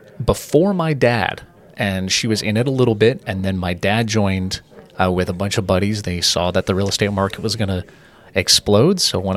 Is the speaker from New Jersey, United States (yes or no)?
no; Murrieta, California, United States; also born or lived in Wildomar / Temecula; So I'm born here. I'm 25 years old. I was just born up in Wildomar. So my parents lived in Murrieta. They still do for my entire life. Up until I got married, I didn't live outside of Murrieta.